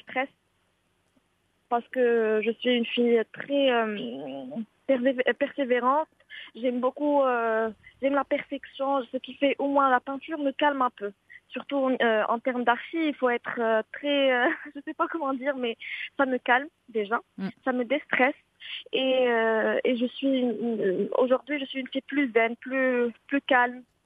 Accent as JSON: {"language": "French", "town": "Marrakesh", "region": "Marrakesh-Safi", "country": "Morocco", "tie": "born or raised there", "moved": "yes", "lives_now": "Casablanca, Morocco", "said": "ma ville natale, c'est Marrakech"}